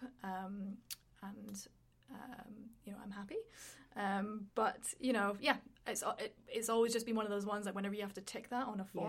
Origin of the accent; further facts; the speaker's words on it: Edinburgh, Scotland, United Kingdom; moved away as an adult; also born or lived in London; now in Canada; I was born in a little country called Scotland. So I'm from Edinburgh, which is the capital